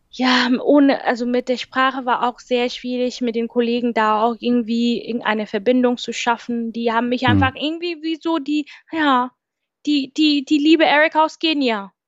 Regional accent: Kenya; German is a second language; moved away as an adult; now in Germany; fliege ich zurück nach meinem Heimatland

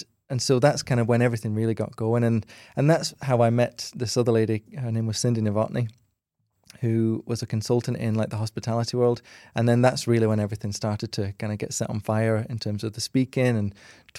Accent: Wigan, North West England, United Kingdom; Yeah. So I grew up in Wigan, which is in between Manchester and Liverpool, literally bang smack in the middle of the two, with my two brothers and sister, and we grew up in kind of a little terrace house, didn't really have very much money

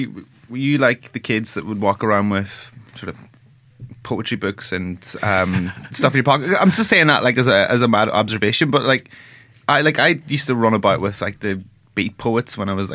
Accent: Ireland; I'm very Irish

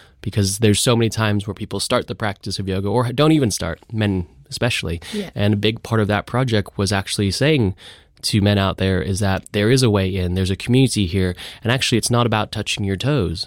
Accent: Los Angeles, California, United States; moved away; I grew up in Los Angeles

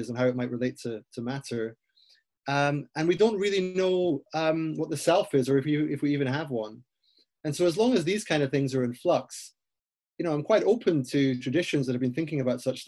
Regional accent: Aberdeen, Scotland, United Kingdom; I grew up in Aberdeen in Scotland

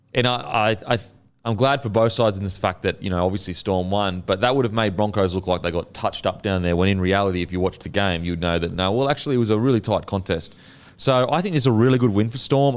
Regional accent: Queensland, Australia; as a Queenslander

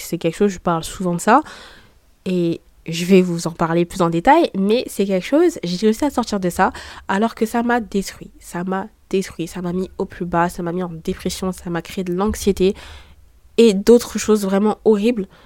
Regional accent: Saint-Denis, France; je suis née à Saint-Denis

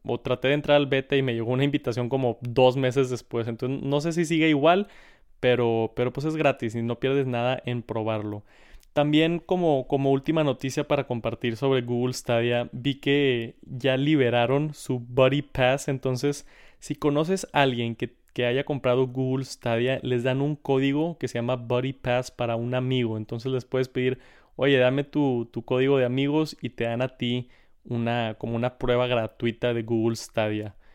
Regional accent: Monterrey, Nuevo León, Mexico; Saludos a otro regio aquí en el, en el canal de Tech Santos, bro.

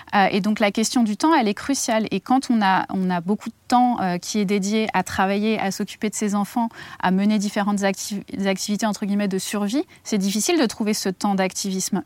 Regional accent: near Melun, Île-de-France, France; à Melun, euh, pas loin de, de là d'où je viens

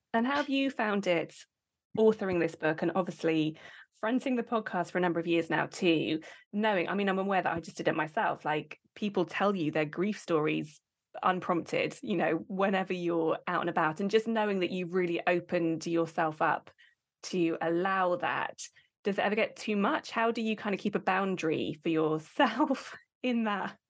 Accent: United Kingdom; we are British

